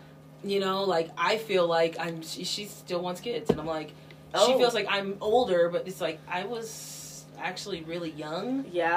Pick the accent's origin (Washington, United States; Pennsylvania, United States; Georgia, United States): Washington, United States; also born or lived in Southern California; I grew up in Washington State